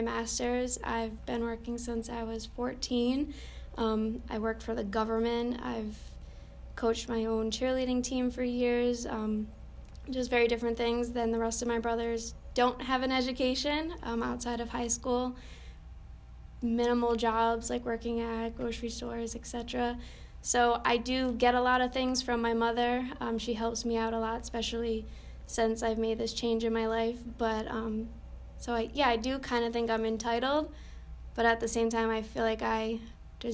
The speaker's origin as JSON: {"language": "English", "region": "Rhode Island", "country": "United States", "moved": "as an adult", "lives_now": "Florida, United States", "said": "I'm from Rhode Island. I moved down to Florida about a year and a half ago by myself."}